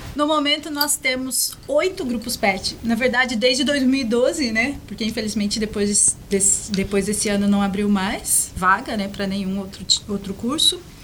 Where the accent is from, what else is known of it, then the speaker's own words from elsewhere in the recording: Minas Gerais, Brazil; also born or lived in São Paulo; now in Guarapuava, Brazil; eu nasci em Minas, minha, parte da minha família está lá